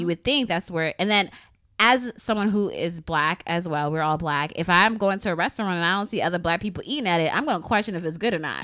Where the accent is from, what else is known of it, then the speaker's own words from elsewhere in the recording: Philadelphia, Pennsylvania, United States; we grew up in Philly